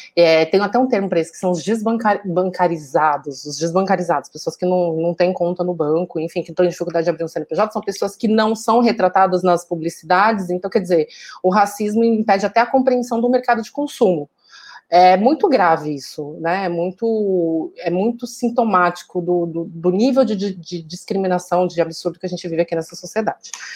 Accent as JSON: {"language": "Portuguese", "town": "Taboão da Serra", "region": "São Paulo", "country": "Brazil", "tie": "born or raised there", "also_born_or_lived": "Jardim Santo Eduardo", "said": "Eu nasci e cresci na periferia de, da Zona Sul de São Paulo"}